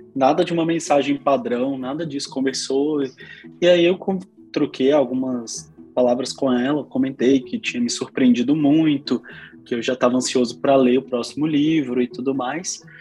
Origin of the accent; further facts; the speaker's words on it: interior of Minas Gerais, Brazil; Sou do interior de Minas, uma cidade de 15 mil habitantes